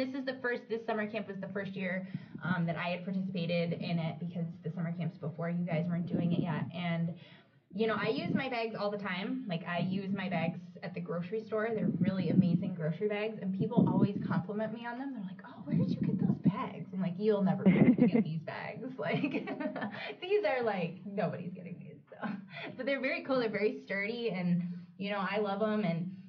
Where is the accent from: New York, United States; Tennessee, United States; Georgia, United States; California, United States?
New York, United States; Buffalo; Buffalo, my hometown